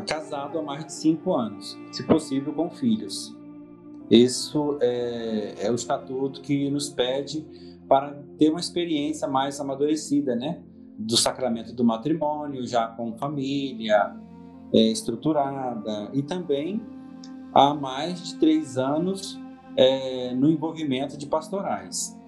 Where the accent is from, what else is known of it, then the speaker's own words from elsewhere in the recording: Cachoeiro de Itapemirim, Espírito Santo, Brazil; moved away as an adult; now in Venda Nova do Imigrante, Brazil; eu sou de Cachoeiro Tapimirim, nascido em Cachoeiro mesmo